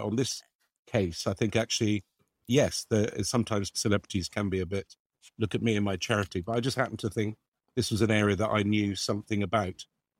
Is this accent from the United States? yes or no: no; Lebanon; I got involved in Save the Children just because I grew up in Lebanon